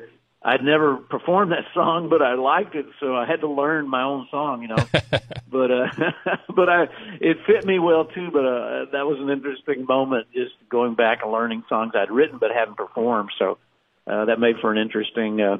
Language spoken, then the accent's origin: English; Texas, United States; I grew up down in Texas